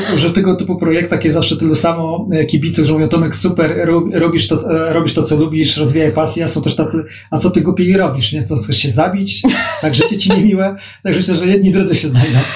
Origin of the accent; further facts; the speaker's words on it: Gdańsk, Pomeranian Voivodeship, Poland; also born or lived in Warsaw; Gdańsk jest moim miastem rodzinnym